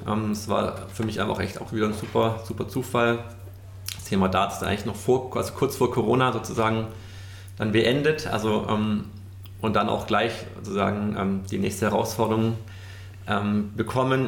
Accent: Stuttgart, Baden-Württemberg, Germany; now in Munich, Germany; Stuttgart, mein, mein Heimatort

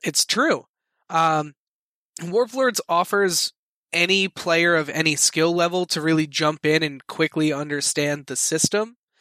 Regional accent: Philadelphia, Pennsylvania, United States; I am from Philadelphia

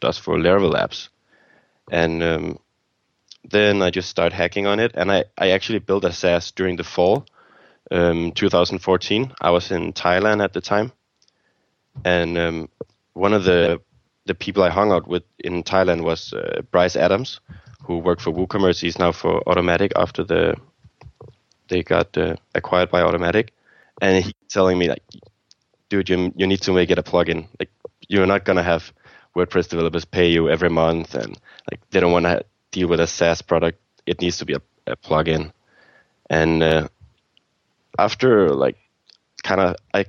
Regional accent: Copenhagen, Capital Region of Denmark, Denmark; I'm from Denmark, Copenhagen, Denmark

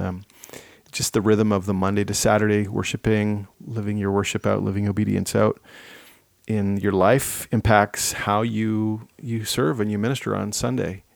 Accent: Ottawa, Ontario, Canada; growing up in Ottawa

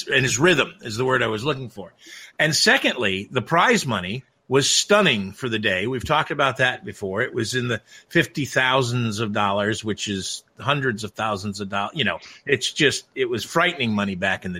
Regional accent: Watkins Glen, New York, United States; I was lucky enough to spend the formative years of my life growing up in Watkins Glen, New York, actual graduate of Watkins Glen High School.

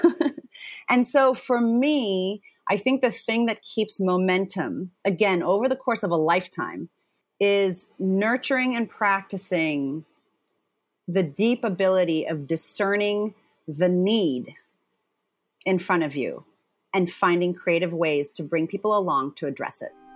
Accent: Zimbabwe; I was born in Zimbabwe.

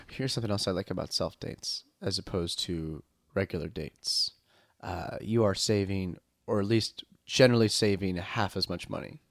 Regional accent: Long Island, New York, United States; I'm from Long Island

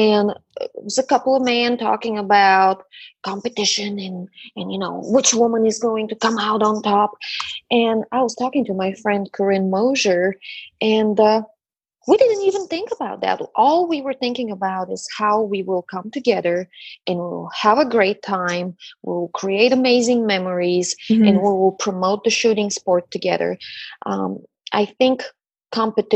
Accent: Bulgaria; now in Dallas, United States; I am a child of the Eastern Bloc. I'm originally from Bulgaria

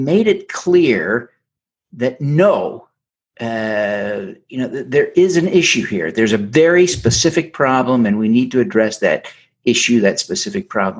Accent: Utah, United States; But that's the nature of growing up in Utah, right?

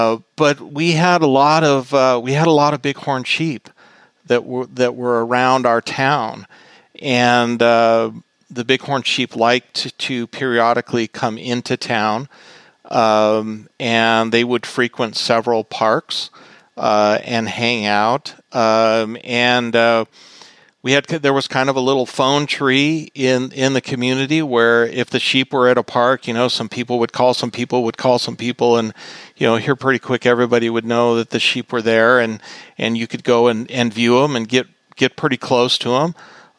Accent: Boulder City, Nevada, United States; moved away as an adult; I grew up in Boulder City, Nevada, which is a small town in southern Nevada that's near the dam and Lake Mead National Recreation Area.

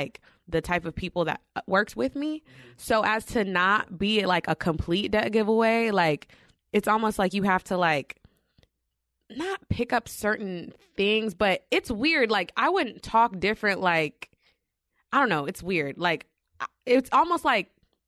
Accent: New York, United States; And you know, then on top of that, we're from New York.

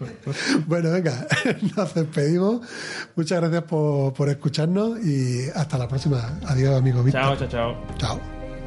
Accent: Seville, Andalusia, Spain; yo de Sevilla

